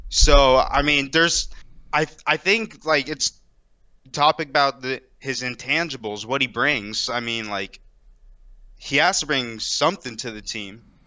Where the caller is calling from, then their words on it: Daytona Beach, Florida, United States; I'm calling from Daytona Beach, Florida